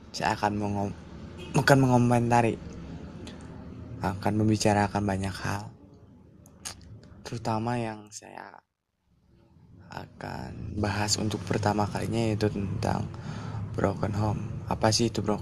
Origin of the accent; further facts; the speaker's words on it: Pangalengan, West Java, Indonesia; also born or lived in Garut; sakit ya benar uh, di masa uh, eh, dua tiga tahun di, di kecamatan Cikajang dan dibesarkan di kota Bandung bukan kota sih ini